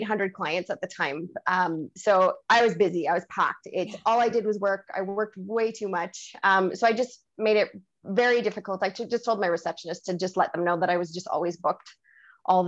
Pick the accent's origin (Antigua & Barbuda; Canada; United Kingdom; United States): Canada; I'm French Canadian